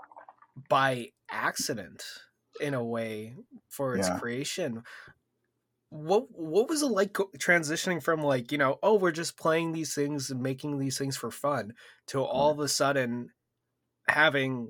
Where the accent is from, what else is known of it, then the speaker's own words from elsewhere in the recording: Canada; as a Canadian